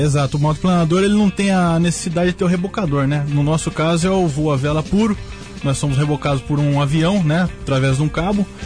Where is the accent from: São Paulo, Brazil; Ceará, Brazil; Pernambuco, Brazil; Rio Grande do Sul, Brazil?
São Paulo, Brazil; Tatuí; eu sou de Tatuí, né? Eu sou dá pra ver que eu sou de Tatuí